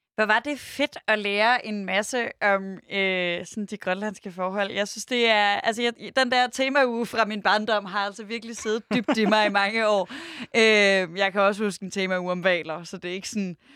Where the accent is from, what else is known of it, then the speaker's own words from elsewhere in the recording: Denmark; vi som danskere altså vi i Danmark